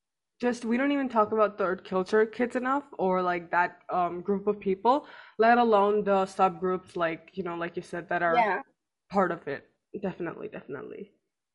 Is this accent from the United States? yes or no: no; China; like my passport says I'm Indian, but coming here, you know, you've lived all your life in China